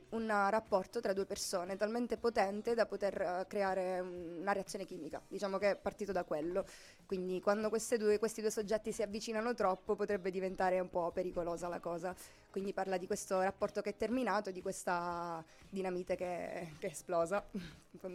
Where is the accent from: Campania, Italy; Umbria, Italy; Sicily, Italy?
Sicily, Italy; now in Milan, Italy; ho 23 anni, sono siciliana ma vivo a Milano.